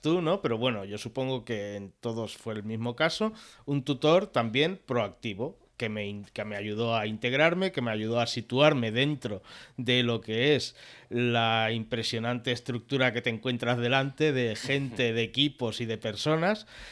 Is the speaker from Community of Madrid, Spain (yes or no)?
no; Mataró, Catalonia, Spain; first language Catalan; Spanish is a second language; now in Canet de Mar, Spain; nací en Mataró, aunque actualmente vivo en Canet de Mar, en el Maresme